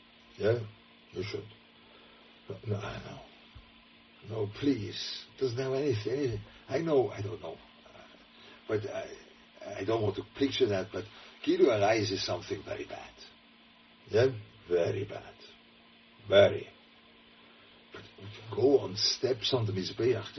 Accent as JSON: {"language": "English", "region": "Lucerne", "country": "Switzerland", "tie": "born or raised there", "said": "I was growing up in Luzern, a very Catholic town"}